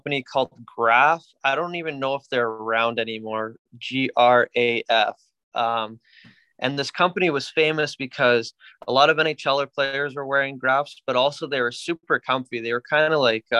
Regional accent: Canada; now in Florida, United States; we're a typical Canadian hockey family

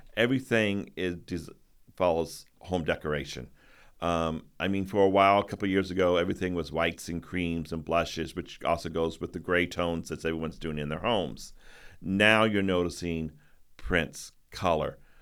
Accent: Midwest, United States; moved away as an adult; now in New England, United States; I'm from the Midwest

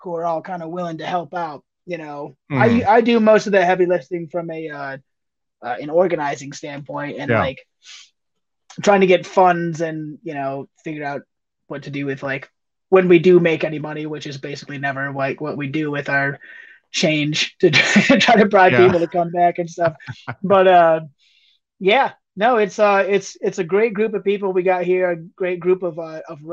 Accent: between Toledo and Bowling Green, Ohio, United States; born or raised there; moved away as an adult; also born or lived in Michigan / Cincinnati, Ohio; now in Steamboat Springs, United States

